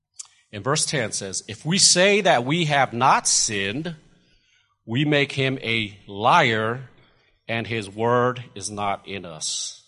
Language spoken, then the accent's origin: English; California, United States; now in Lubbock, United States; because, you know, we're from California, and we had an opportunity to go to much better looking places than Lubbock, Texas.